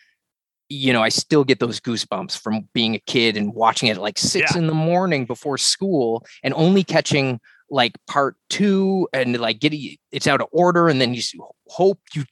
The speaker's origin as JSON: {"language": "English", "town": "Halifax", "region": "Nova Scotia", "country": "Canada", "tie": "born or raised there", "said": "my hometown where I grew up in Halifax, Nova Scotia, on the East Coast"}